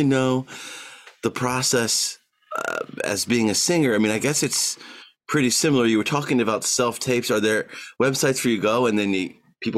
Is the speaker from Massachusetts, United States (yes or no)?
no; Georgia, United States; now in New York, United States; we're fellow Southerners. I'm from Georgia